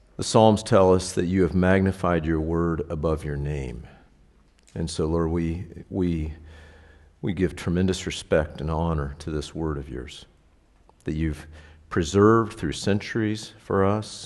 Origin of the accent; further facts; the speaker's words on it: United States; I grew up like this as an American